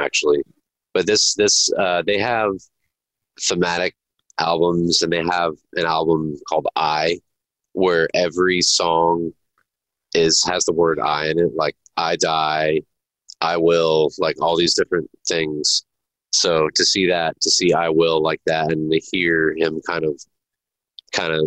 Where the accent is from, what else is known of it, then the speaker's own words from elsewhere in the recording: Tucson, Arizona, United States; I grew up in North Tucson.